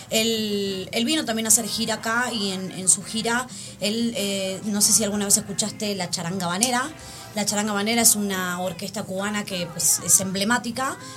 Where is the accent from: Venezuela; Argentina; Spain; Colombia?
Argentina; now in Mexico; Amo mi tierra, amo Argentina